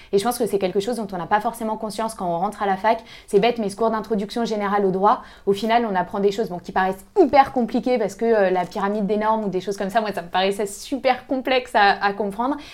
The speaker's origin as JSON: {"language": "French", "town": "Lyon", "region": "Auvergne-Rhône-Alpes", "country": "France", "tie": "born or raised there", "said": "moi, je viens de Lyon euh, à la base, donc j'ai toujours euh, vécu à Lyon"}